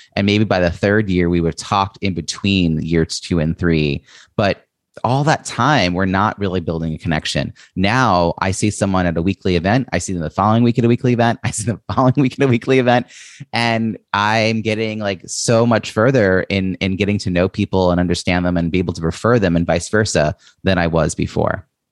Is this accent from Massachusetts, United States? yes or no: no; New York, United States; I'm from New York